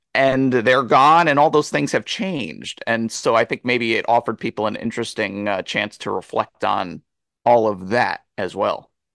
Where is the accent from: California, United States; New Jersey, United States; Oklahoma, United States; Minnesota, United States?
New Jersey, United States; near the setting of Chasing Amy; it was set in basically my hometown